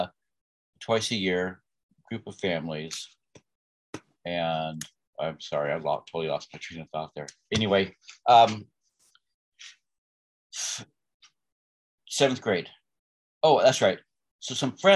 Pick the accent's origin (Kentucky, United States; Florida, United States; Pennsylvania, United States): Pennsylvania, United States; Bethlehem; I was born in 1963 in Bethlehem, Pennsylvania, to two wonderful people that raised six children